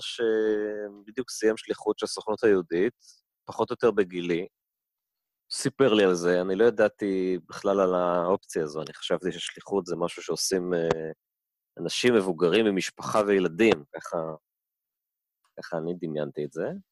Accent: Tel Aviv, Tel Aviv District, Israel; also born or lived in Denver, Colorado; אני ככה תל אביבי, תל אביבי במקור, צפון תל אביבי

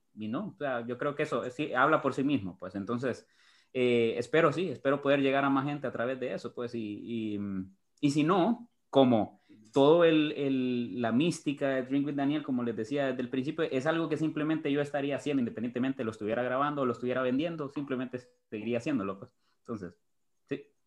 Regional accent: Honduras; Lo que me malea es, es, es Honduras, es mi, mi patria, mi país

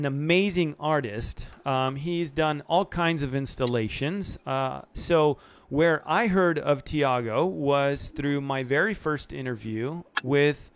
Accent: Argentina; now in United States; I was born in Argentina

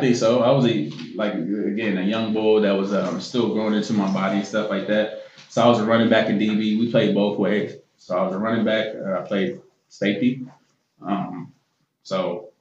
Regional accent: Columbus, Ohio, United States; also born or lived in Gainesville, Florida; now in Philadelphia, United States; grew up in Columbus, Ohio

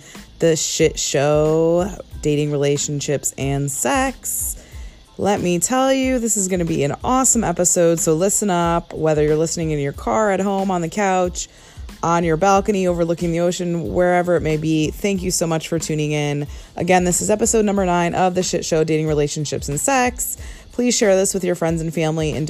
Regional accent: Connecticut, United States; now in Los Angeles, United States; born and raised in Connecticut

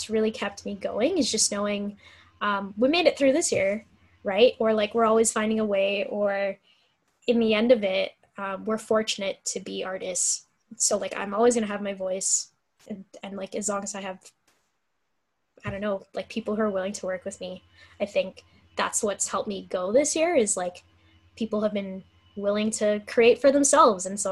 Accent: Calgary, Alberta, Canada; born or raised there

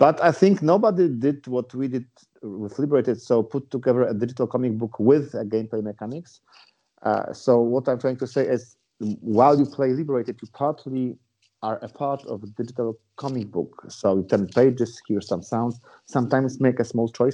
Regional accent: Poland; we are from Poland

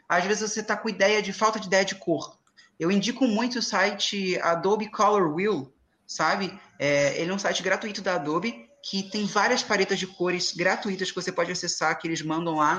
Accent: Angra dos Reis, Rio de Janeiro, Brazil; eu sou de Angra

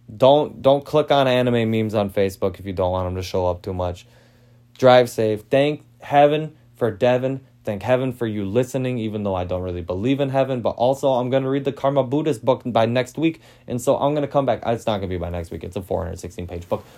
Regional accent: Green Bay, Wisconsin, United States; I'm from Green Bay

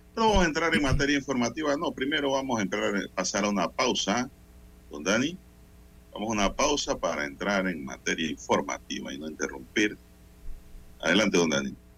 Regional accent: Panama; como panameño

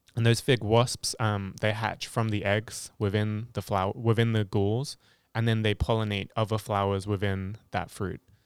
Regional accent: Hampshire, South East England, United Kingdom; moved away as an adult; now in Ohio, United States; I am from England, specifically Hampshire in England, in, on the south coast, and I've lived in Ohio for nearly four years

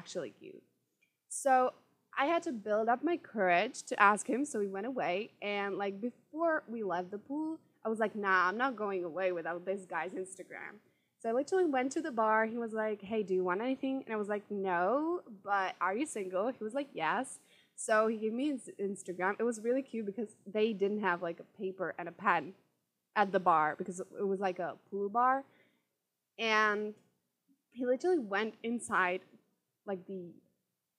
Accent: Czechia; I'm from Czech Republic

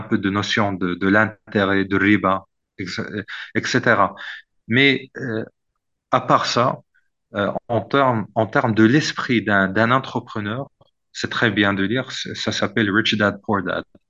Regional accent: Morocco; also born or lived in Oxford, United Kingdom / Boston, United States / Turkey; en tant que Marocain

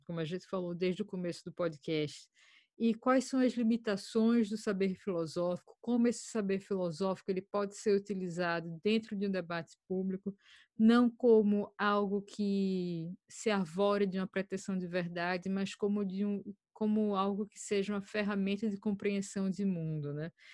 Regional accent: Brazil; now in Ireland; já estou há 10 anos fora do Brasil

